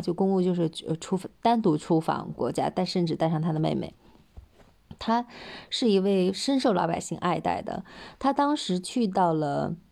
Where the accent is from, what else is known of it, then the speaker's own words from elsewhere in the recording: China; 我们中国人